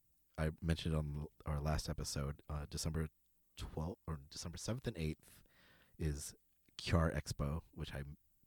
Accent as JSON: {"language": "English", "region": "California", "country": "United States", "said": "But it happens weekly in Chatsworth. It's in the Valley, and I'm from the Valley, so I'm very curious about this show."}